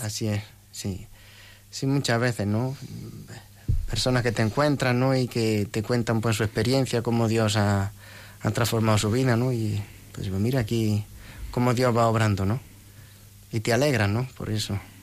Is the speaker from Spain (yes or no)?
yes; Antequera, Andalusia, Spain; now in Madrid, Spain; estudié en un colegio de los padres carmelitas en mi pueblo, en Antequera, en Málaga